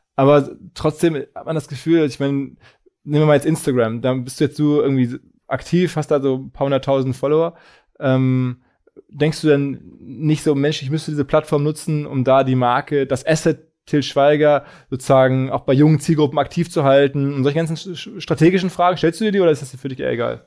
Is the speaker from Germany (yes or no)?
yes; Germany; als Deutscher